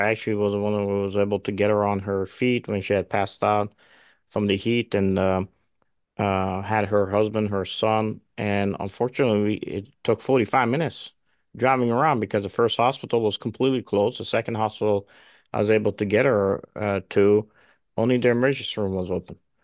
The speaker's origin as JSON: {"language": "English", "town": "Chicago", "region": "Illinois", "country": "United States", "said": "I'm from Chicago"}